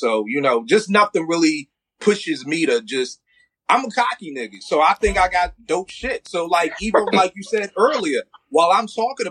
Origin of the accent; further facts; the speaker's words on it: Philadelphia, Pennsylvania, United States; I'm from Philly